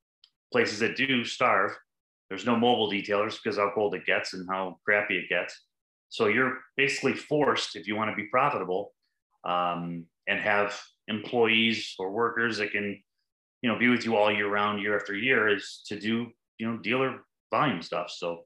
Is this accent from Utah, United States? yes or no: no; Detroit, Michigan, United States; I'm from the Metro Detroit area of Michigan.